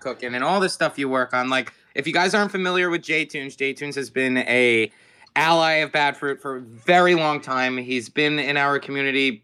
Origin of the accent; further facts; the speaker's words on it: Hampton Bays, New York, United States; Hampton Bays, my hometown, our colors are purple